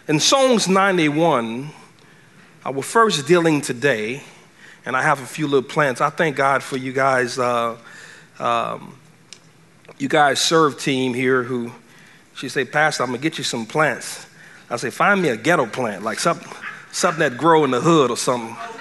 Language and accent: English; Cajun, Louisiana, United States; I'm a Cajun boy